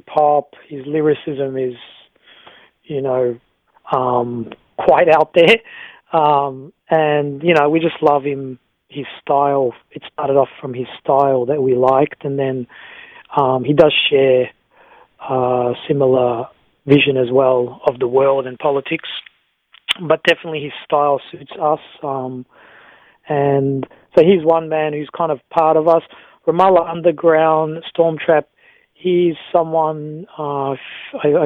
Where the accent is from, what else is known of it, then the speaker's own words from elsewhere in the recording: Australia; we're just an Australian group